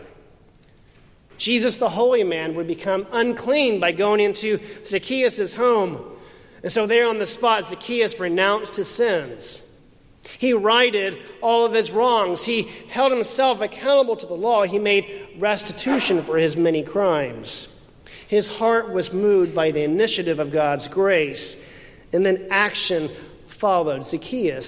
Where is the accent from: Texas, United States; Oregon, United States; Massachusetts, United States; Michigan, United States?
Texas, United States; Houston; moved away; My hometown of Houston